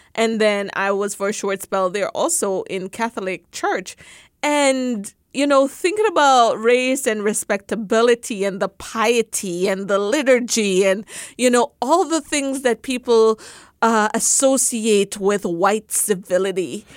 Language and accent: English; Jamaica; moved away; growing up in Jamaica